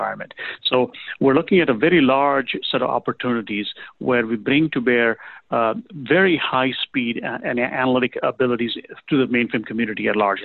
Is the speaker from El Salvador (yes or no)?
no; Kenya; also born or lived in England; now in United States; I was born in Kenya, raised there, grew up in England, started working there, came to the U.S. in 1988